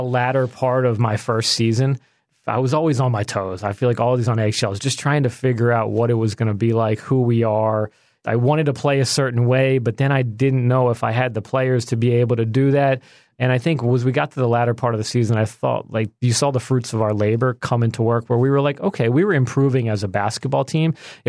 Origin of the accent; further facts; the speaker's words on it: Villanova, Pennsylvania, United States; I'm a suburban Philadelphia guy, but I could, where are you from? Philly. I'd say Philly, but you know, I really grew up outside of Philly by Villanova